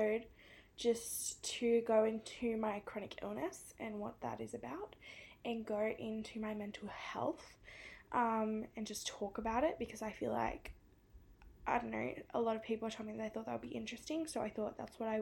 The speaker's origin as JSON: {"language": "English", "town": "Sydney", "region": "New South Wales", "country": "Australia", "accent": "Australian", "said": "I'm from Sydney in New South Wales."}